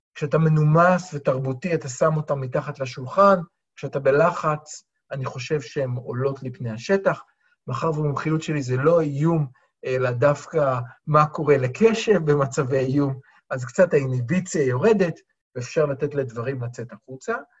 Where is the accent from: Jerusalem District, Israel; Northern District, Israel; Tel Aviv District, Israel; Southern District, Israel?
Tel Aviv District, Israel; Tel Aviv; כתל אביבי